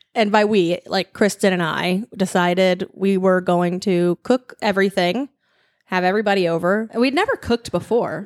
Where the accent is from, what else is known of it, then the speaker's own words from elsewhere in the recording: Louisiana, United States; we grew up in Louisiana where it was warm weather.